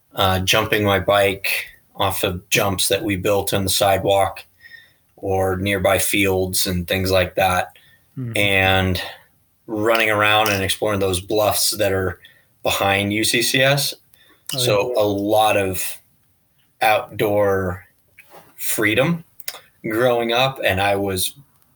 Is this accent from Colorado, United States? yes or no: yes; Colorado Springs, Colorado, United States; also born or lived in Fort Collins; Born and raised in Colorado Springs